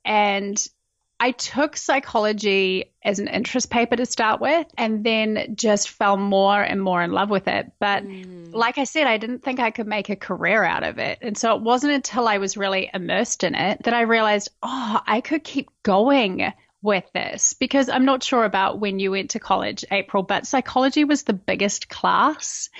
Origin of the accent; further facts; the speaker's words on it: New Zealand; moved away as an adult; now in United States; I'm originally from New Zealand. I have lived in America for the last five years. And yeah, grew up, born and bred at that little island in the bottom of the world